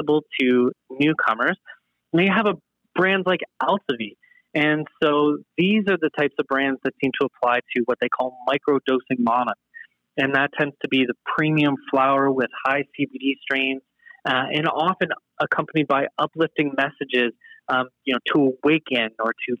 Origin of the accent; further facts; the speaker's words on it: Canada; being Canadian and proud of our healthcare system